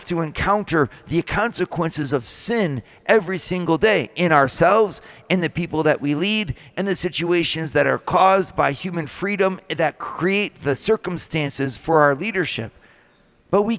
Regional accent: United States; as American leaders

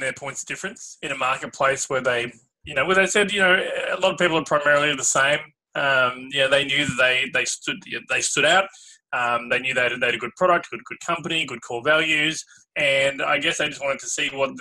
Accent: Melbourne, Victoria, Australia; I'm from Australia, I'm from Melbourne

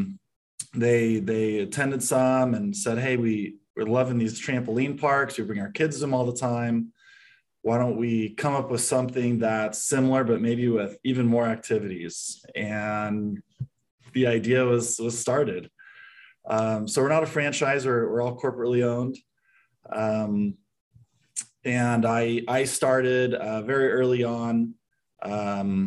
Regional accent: San Diego, California, United States; moved away as an adult; now in Phoenix, United States; I was born and raised in San Diego, moved to Phoenix about 6 years ago with my wife and 5 kids

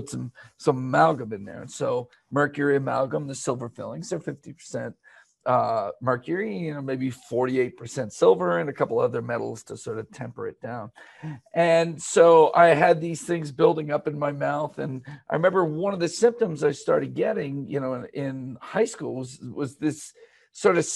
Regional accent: Bethlehem, Pennsylvania, United States; I was born in Steeltown, actually, mm-hmm. Bethlehem, Pennsylvania

